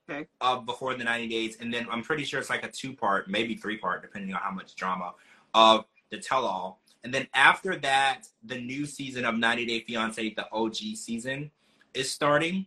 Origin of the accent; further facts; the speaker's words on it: Louisiana, United States; moved away; also born or lived in Ohio; I grew up in Louisiana